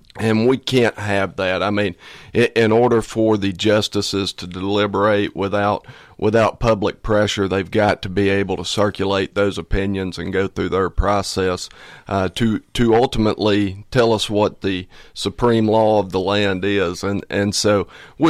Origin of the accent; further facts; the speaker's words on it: Fall Creek Falls State Park, Tennessee, United States; I grew up in Fall Creek Falls State Park.